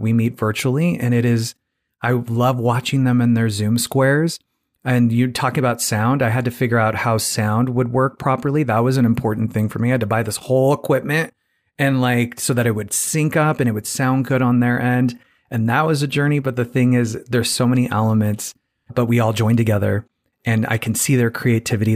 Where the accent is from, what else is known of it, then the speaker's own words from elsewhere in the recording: Phoenix, Arizona, United States; moved away; I'm from Phoenix, Arizona originally